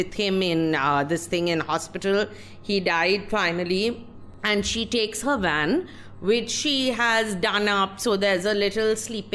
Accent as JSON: {"language": "English", "region": "West Bengal", "country": "India", "said": "I'm from Bengal"}